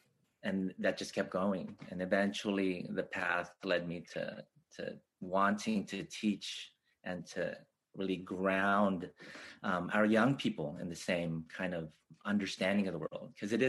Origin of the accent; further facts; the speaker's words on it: Los Angeles, California, United States; because I grew up born and raised in Los Angeles.